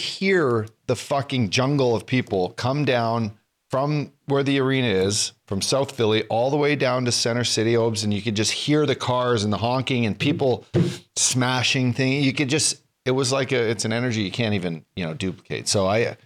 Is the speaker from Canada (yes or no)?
yes; Canada; I'm a Canadian